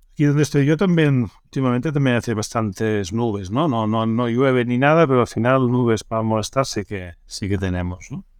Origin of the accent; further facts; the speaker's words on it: Barcelona, Catalonia, Spain; yo soy nacido en Barcelona